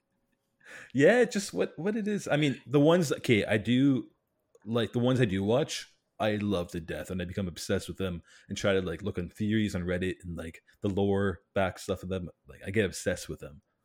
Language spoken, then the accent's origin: English; Canada; cuz I'm from Canada